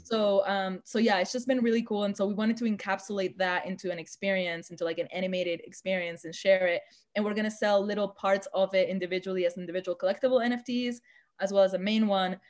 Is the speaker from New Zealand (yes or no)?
no; Argentina; moved away; my hometown in Argentina